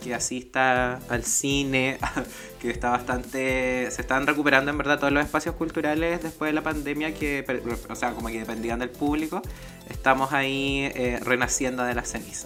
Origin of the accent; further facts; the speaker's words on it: Salamanca, Coquimbo, Chile; now in Valparaíso Region, Chile; mi paso hasta la quinta región desde Salamanca. Yo soy de allá de la Tierra de las Brujas.